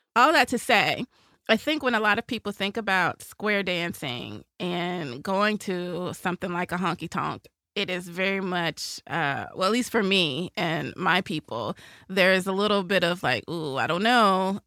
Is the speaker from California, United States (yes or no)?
no; Nashville, Tennessee, United States; moved away as an adult; you grow up in Music City